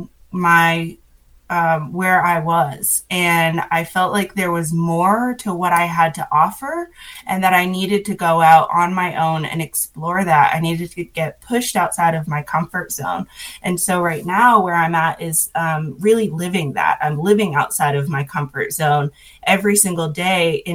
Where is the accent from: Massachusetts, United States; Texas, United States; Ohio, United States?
Massachusetts, United States; moved away as an adult; now in Hendersonville, United States; I'm originally from Massachusetts